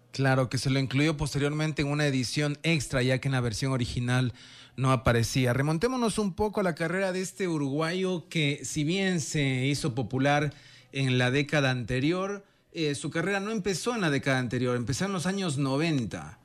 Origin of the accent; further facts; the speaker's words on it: Ecuador; no le dije que era de Ecuador, pero supuso que era de Venezuela por el acento